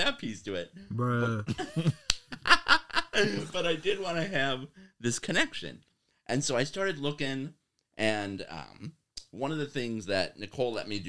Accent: Waukegan, Illinois, United States; now in Oshkosh, United States; So growing up … That was I grew up in Northern Illinois. The very Italian family on my dad's side.

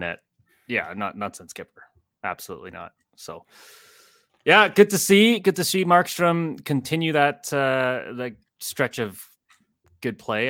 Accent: Chicago, Illinois, United States; born or raised there

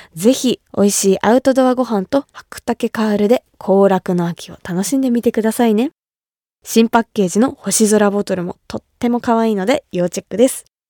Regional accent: Kumamoto, Japan; 私が生まれ育った熊本

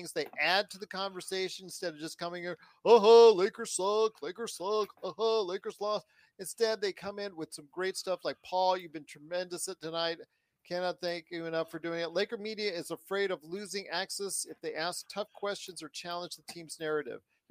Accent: Inglewood, California, United States; from SoCal, baby. Yes. Born and raised. Inglewood.

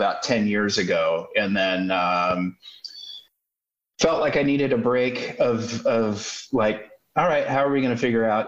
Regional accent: Minneapolis, Minnesota, United States; So I was born in 71 in Minneapolis, Minnesota, which I'm so grateful that, as luck would have it, I was growing up, you know, coming of age in that town at that time

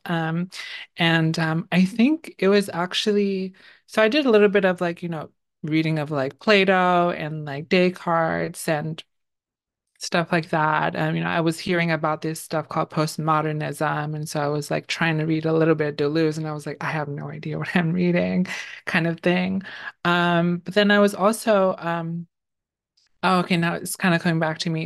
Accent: New York City, New York, United States; also born or lived in Bangladesh; I grew up in the Bronx in New York City.

